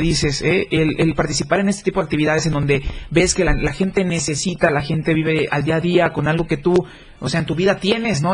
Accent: Chiapas, Mexico; somos eh, chiapanecos para empezar, ¿no? Somos hermanos de tierra, compartimos territorio

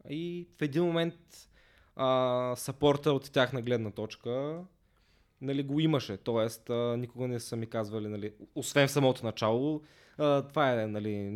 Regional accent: Basarbovo, Ruse Province, Bulgaria; по принцип съм от Русе, а, от едно малко селце до Русе, Басарбово. Там съм израснал, а, но като цяло в Русе съм учил, така че повечето ми време съм прекарал в Русе.

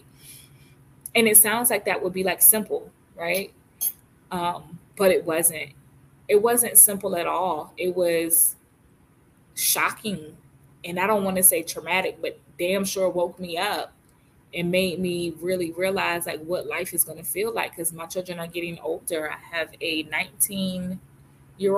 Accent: Virginia, United States; moved away as an adult; also born or lived in Philadelphia, Pennsylvania; now in North Carolina, United States; moved to North Carolina from Virginia, which I've lived my whole entire life, except for 5 years. I was born in Philadelphia, Pennsylvania. I was adopted at 9 months and then moved to Virginia at age of 5-ish.

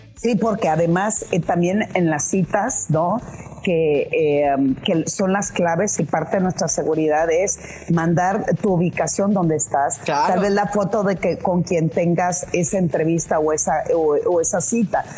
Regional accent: Culiacán, Sinaloa, Mexico; moved away as an adult; also born or lived in Puebla; cuando yo salí de Culiacán para irme a estudiar una maestría a Puebla

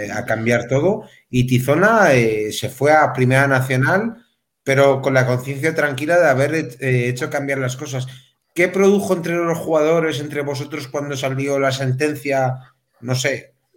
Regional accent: Melilla, Spain; yo que soy de Melilla

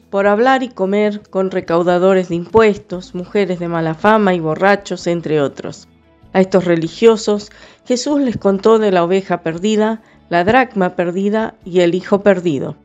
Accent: Villa Dolores, Córdoba, Argentina; soy de Villa Dolores, provincia de Córdoba.

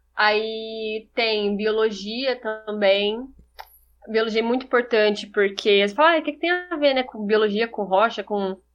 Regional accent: São José do Rio Preto, São Paulo, Brazil; also born or lived in Rio Claro; eu sou de São José do Rio Preto

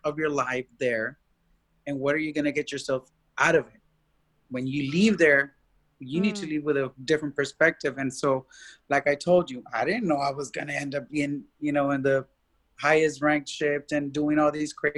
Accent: Austin, Texas, United States

